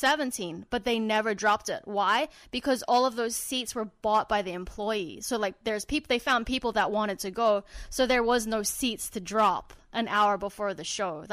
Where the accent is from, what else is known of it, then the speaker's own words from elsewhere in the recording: Australia; Shut up, I'm Australian, man.